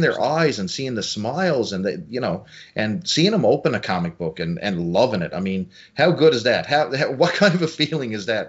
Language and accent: English; small town Newfoundland, Newfoundland and Labrador, Canada; small town Canada, Newfoundland, where I live